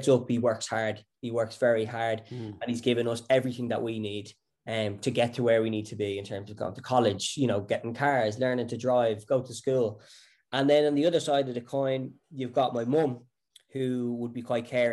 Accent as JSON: {"language": "English", "region": "County Wicklow", "country": "Ireland", "tie": "born or raised there", "said": "I grew up in Wicklow, country boy."}